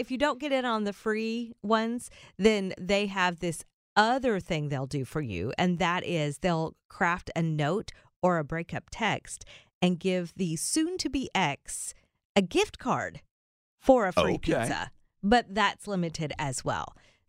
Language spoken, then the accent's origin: English; the South, United States; We are from the South, but down is still a little bit extra.